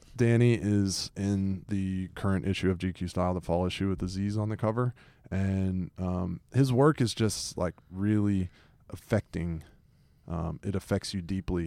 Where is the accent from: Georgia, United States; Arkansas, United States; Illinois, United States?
Georgia, United States; Atlanta; growing up in Atlanta